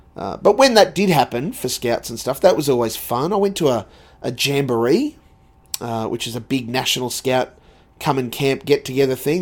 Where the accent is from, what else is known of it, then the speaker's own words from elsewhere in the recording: Sunshine Coast, Queensland, Australia; also born or lived in Brisbane; I moved down from the Sunshine Coast, uh, left the family there